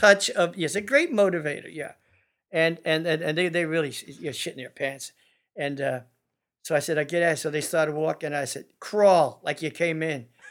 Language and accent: English; California, United States; my home state, California